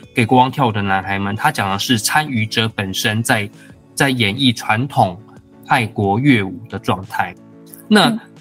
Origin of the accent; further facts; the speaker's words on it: Taiwan; moved away; also born or lived in Hawaii; 我又是在台湾出生的